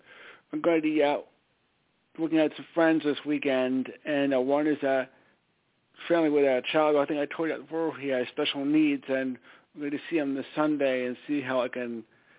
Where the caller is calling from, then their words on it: Stamford, Connecticut, United States; from Stamford, Connecticut.